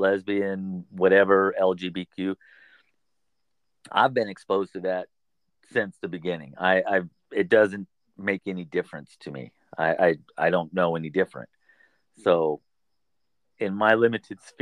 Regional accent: California, United States; I'm born and raised in California, and I've basically lived in northern, central, or southern California.

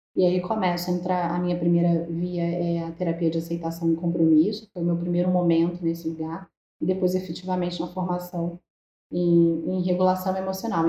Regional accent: Rio de Janeiro, Brazil; eu sou aqui do Rio de Janeiro

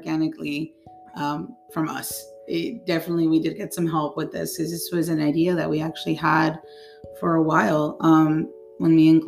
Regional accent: Santa Ana, California, United States; also born or lived in Orange, California; I was born in Orange. I was raised in Santa Ana, California

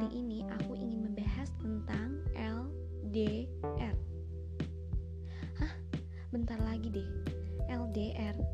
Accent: Bandung, West Java, Indonesia; Yap, aku anak Bandung guys.

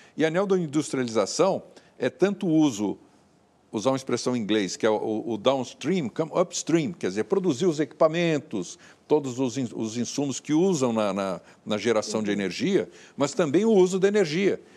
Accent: Brazil; como brasileiro fanista

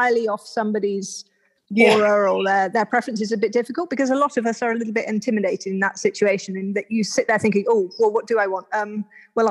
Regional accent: United Kingdom; also born or lived in India; I'm British, as you can probably tell from my accent

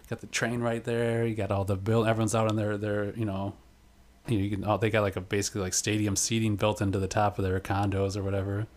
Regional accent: Kenosha, Wisconsin, United States; I'm from Kenosha

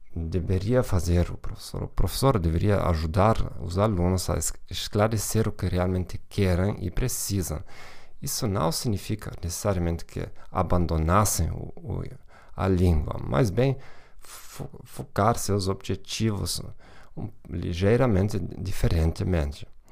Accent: Germany; Portuguese is a second language; moved away; also born or lived in Hamburg; provavelmente já sou de nacionalidade alemã

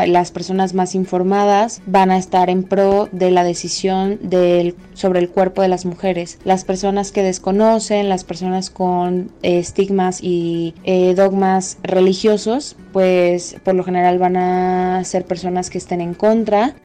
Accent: Mexico; tengo 27 años y soy de México

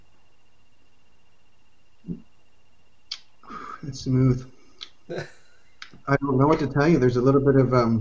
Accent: Scotland, United Kingdom; I'm Scottish

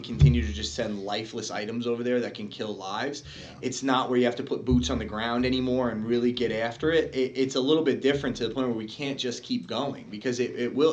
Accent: United States; That's how I am as an American

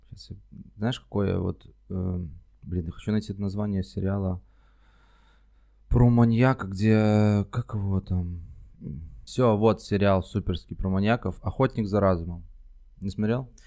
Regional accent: Minsk, Belarus; moved away as an adult; now in Moscow, Russia; я сам из Минска, mm-hmm. нужно пояснить. Я долгое время, я жил 29 лет в Минске

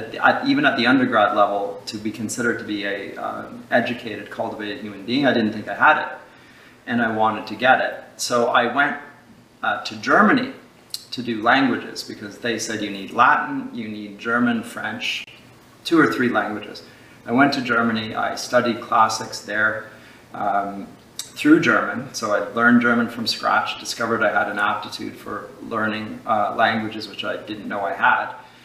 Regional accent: London, United Kingdom; also born or lived in Scotland (ancestry only); and so I grew up in London, Scottish extraction. My father, at any rate, my mother is actually part Mohawk

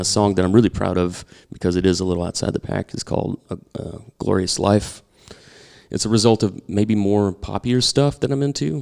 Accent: Oklahoma, United States; moved away; also born or lived in Louisville, Kentucky; I'm from Oklahoma

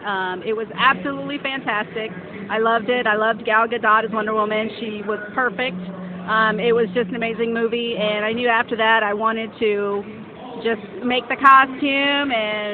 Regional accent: Warrensburg, Missouri, United States; I'm from Warrensburg.

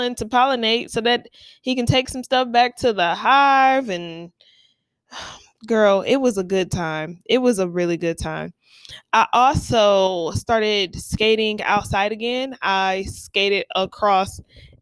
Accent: Ohio, United States; I'm from Ohio

